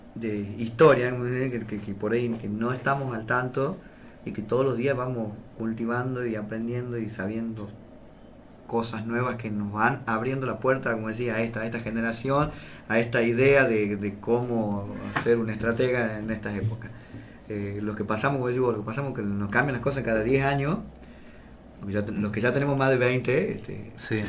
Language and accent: Spanish; Las Talitas, Tucumán, Argentina; nosotros somos, no somos talitenses, somos taliteños.